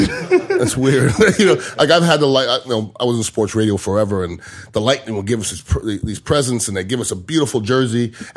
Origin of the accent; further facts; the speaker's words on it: Montreal, Quebec, Canada; now in Tampa, United States; Yeah, I'm originally from Montreal, mm-hmm. Canada, but I've been here since 1990. So I've been in Tampa longer than I was in Montreal. So I mean, this is my hometown now.